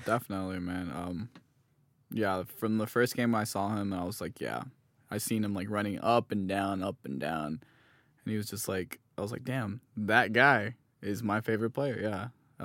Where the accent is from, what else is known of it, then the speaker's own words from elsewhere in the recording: Hesperia, California, United States; also born or lived in Los Angeles / South Lake Tahoe; I was born in Los Angeles, but, uh, we moved to Hesperia, California. I moved around, like, when I was five or six. Um, grew up there most of my life